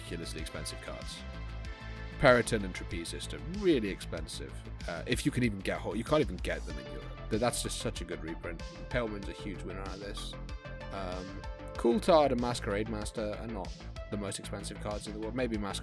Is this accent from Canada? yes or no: no; England, United Kingdom; because I'm too English